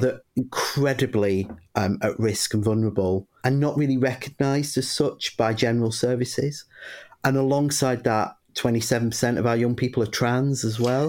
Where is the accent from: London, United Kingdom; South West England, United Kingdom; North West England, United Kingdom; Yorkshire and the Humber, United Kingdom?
North West England, United Kingdom; Bury; I grew up in a little northern town called Bury in Lancashire